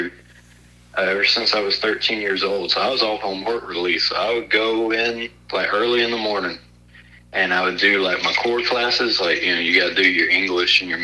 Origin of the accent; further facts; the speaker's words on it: Margaret, Alabama, United States; also born or lived in Birmingham, Alabama / Pinson, Alabama; I grew up in Margaret, Alabama, on a little farm.